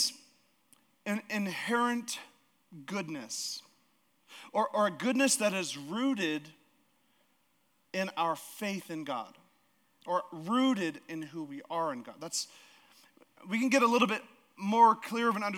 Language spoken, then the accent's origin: English; Alaska, United States; now in Idaho, United States; we're from Alaska.